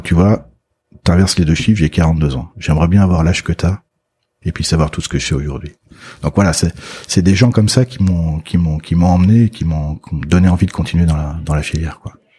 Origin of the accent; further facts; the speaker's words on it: Loire, France; je suis de la Loire